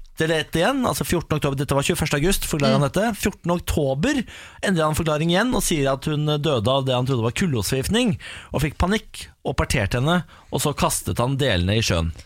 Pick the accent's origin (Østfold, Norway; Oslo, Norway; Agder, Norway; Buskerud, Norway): Østfold, Norway; Moss; Jeg er jo mossing